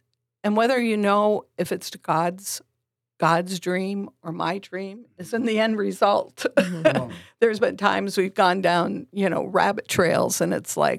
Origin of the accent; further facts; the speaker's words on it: Vermont, United States; we came from Vermont, very small New England liberal state